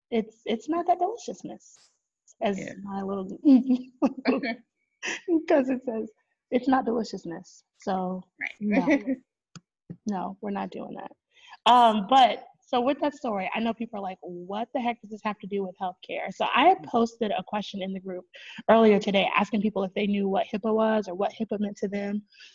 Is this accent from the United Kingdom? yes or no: no; California, United States; born there; your girl was born in San Bernardino County. So let's just throw that out there. Okay. That my home state, I don't know if I have a home state because my dad was military, but my home state